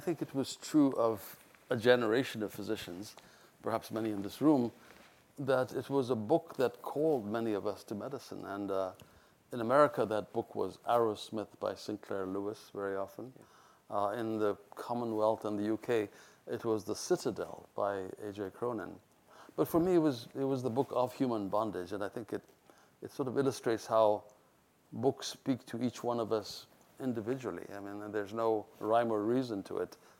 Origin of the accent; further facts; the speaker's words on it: Ethiopia; moved away; also born or lived in India; Ethiopia was easy because I was born there